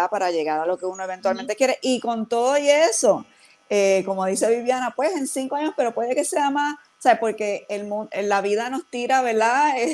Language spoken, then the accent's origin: Spanish; Puerto Rico; moved away; esa conexión con la diáspora puertorriqueña y las diferentes razones eh, por la cual de momento salimos de Puerto Rico, ¿verdad?